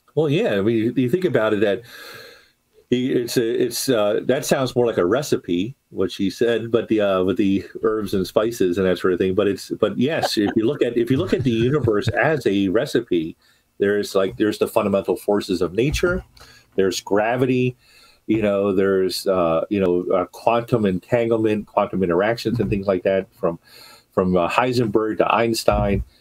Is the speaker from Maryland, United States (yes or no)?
yes; Baltimore, Maryland, United States; my hometown of Baltimore